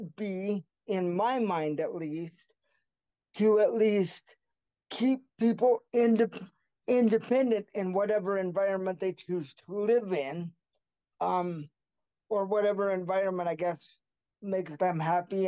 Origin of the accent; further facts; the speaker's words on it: Buhl, Idaho, United States; now in Caldwell, United States; I'm currently in Caldwell, Idaho. However, I was raised in a small town called Buell, Idaho.